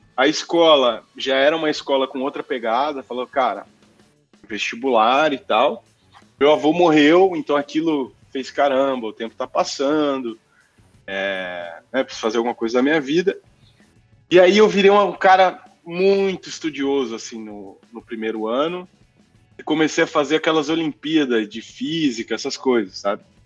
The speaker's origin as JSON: {"language": "Portuguese", "town": "Mococa", "region": "São Paulo", "country": "Brazil", "tie": "born or raised there", "also_born_or_lived": "Rio de Janeiro / Poland", "said": "Eu nasci no dia 2, no dia 17 eu já estava em Mococa, e foi onde eu cresci"}